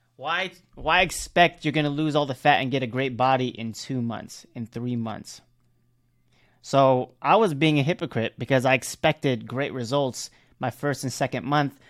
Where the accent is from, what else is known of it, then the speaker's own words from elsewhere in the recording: Cebu, Central Visayas, Philippines; I'm from Cebu